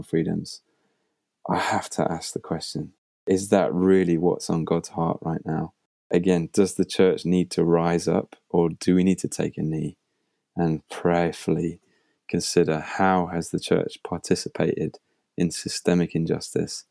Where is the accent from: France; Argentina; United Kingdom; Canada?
United Kingdom; I'm a British guy